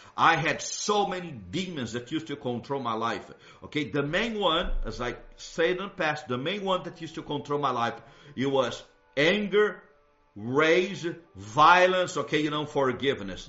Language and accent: English; Brazil; moved away; where I grew up in Brazil